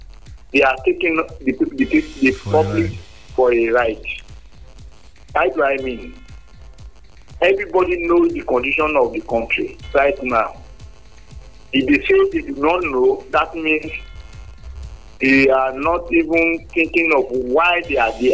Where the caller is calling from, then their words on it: Nigeria; I'm calling from Songo.